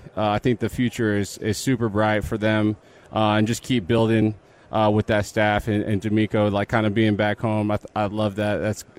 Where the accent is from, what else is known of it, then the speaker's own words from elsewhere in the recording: Canyon Lake, Texas, United States; Yes, I grew up in Canyon Lake. Went to high school in Boulevardy.